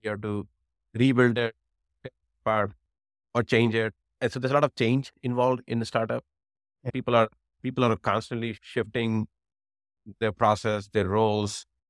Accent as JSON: {"language": "English", "town": "New Delhi", "region": "Delhi", "country": "India", "tie": "born or raised there", "moved": "as an adult", "lives_now": "United States", "said": "I grew up in New Delhi, where I did my engineering"}